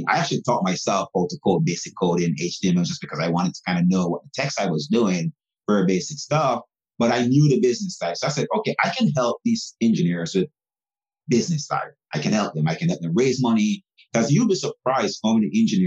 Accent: Jamaica; now in United States; I'm actually from Jamaica. I was born in Jamaica.

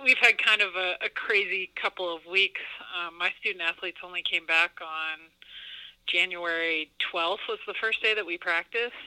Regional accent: Yarmouth, Maine, United States; I grew up in Yarmouth, Maine, which is very close to L.L. Bean and Portland, small town

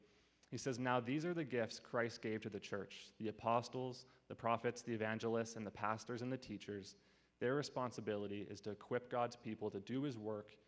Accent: Abbotsford, British Columbia, Canada; I grew up in Abbotsford kind of my whole life.

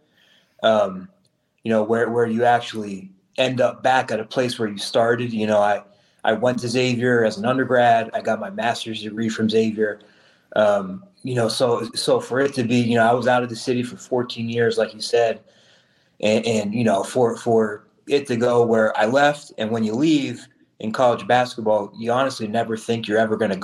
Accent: Cincinnati, Ohio, United States; I grew up here in Cincinnati.

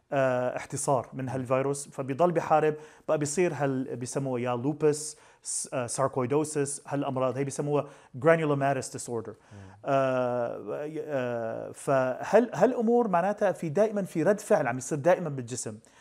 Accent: Syria; نحن عندنا بسوريا

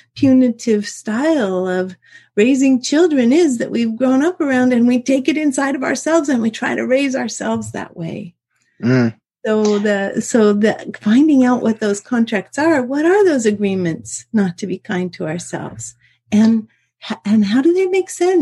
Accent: Alaska, United States; I was raised in the University of Alaska atmosphere

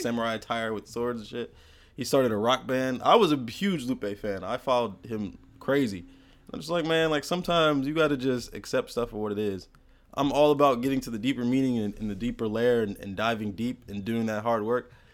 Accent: United States; born and raised in America

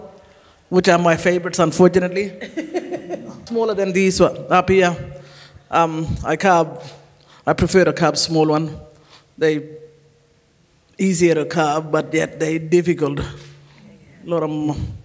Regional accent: Kununurra, Western Australia, Australia; also born or lived in Halls Creek, Western Australia; I was born in Halls Creek. I was raised in Kununurra. Kununurra's been home for a very long time.

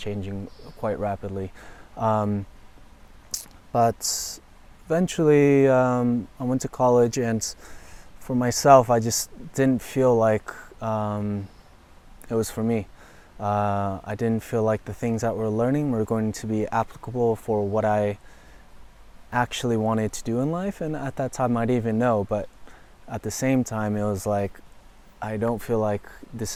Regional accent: San Francisco, California, United States; I was born and raised in San Francisco

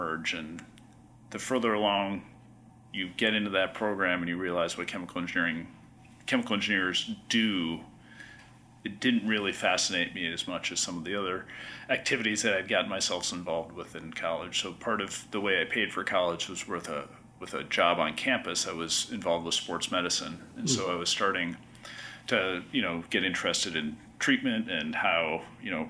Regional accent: Libertyville, Illinois, United States; now in Boston, United States; that's my hometown, and that's about its only real claim to fame. So yeah, so I grew up in what was distant suburbs of Chicago

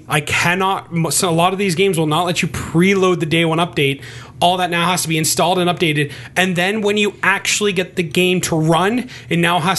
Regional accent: Canada; I'm Canadian.

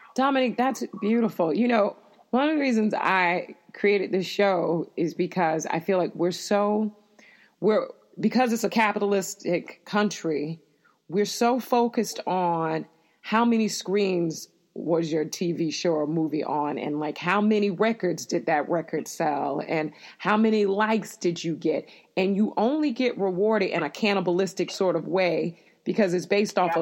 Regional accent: Florida, United States; moved away; I grew up in Florida

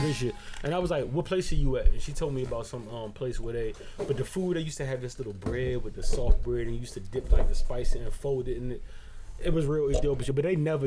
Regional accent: Barbados; moved away; I'm from Barbados

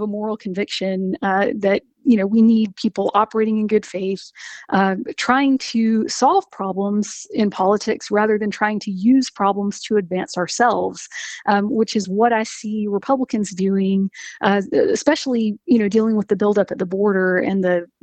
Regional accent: Macon, Georgia, United States; now in Athens, United States; I'm from Macon originally, born and raised

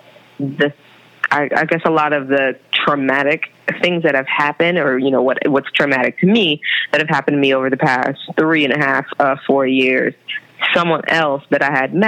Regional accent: California, United States; moved away as an adult; also born or lived in Brooklyn, New York; now in New York City, United States; I'm from California

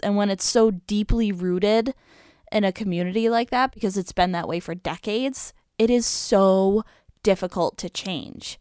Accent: upstate New York, United States; around where Gracie and I grew up when we were really little

